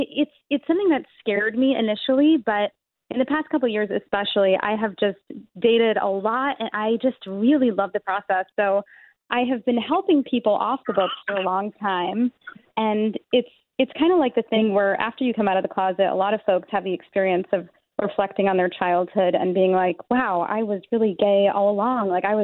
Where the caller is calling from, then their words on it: New York City, New York, United States; I'm calling from New York City.